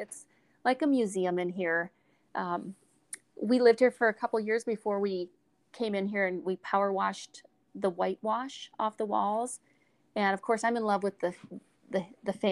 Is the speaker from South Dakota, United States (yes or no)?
yes; South Dakota, United States; I was from South Dakota